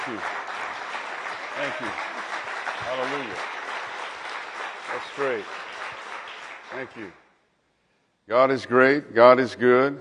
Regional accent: Cajun, Louisiana, United States; I'm a Cajun.

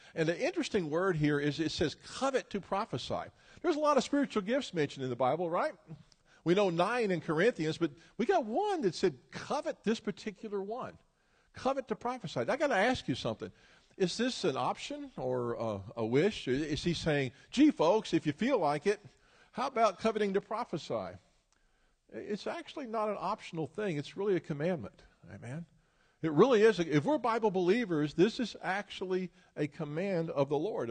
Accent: Memphis, Tennessee, United States; moved away; I'm originally from Memphis, Tennessee

